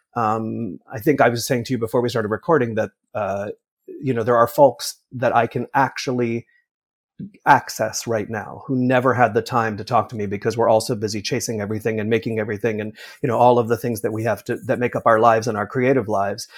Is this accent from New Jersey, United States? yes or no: yes; Millburn, New Jersey, United States; I grew up in New Jersey about a ten minute walk from the Paper Mill Playhouse.